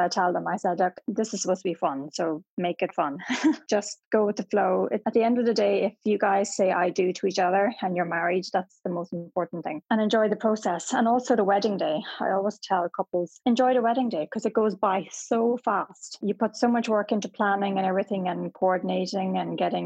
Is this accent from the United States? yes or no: no; Ireland; also born or lived in Paris; as an Irish person